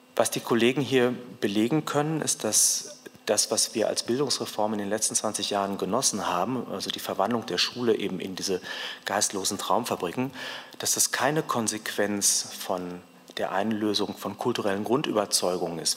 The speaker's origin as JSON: {"language": "German", "town": "Cologne", "region": "North Rhine-Westphalia", "country": "Germany", "said": "Ich komme ja aus Köln"}